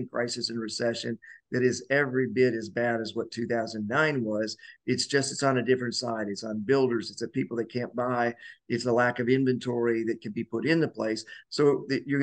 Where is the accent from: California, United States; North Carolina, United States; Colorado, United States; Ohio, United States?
Colorado, United States; I grew up in Colorado and during the 70s